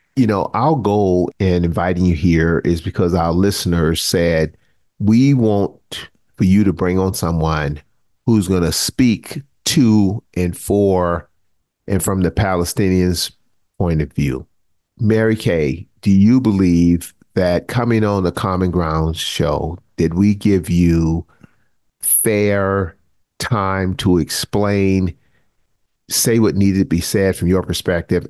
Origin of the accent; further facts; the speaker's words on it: Charleston, South Carolina, United States; Mother Emanuel in my hometown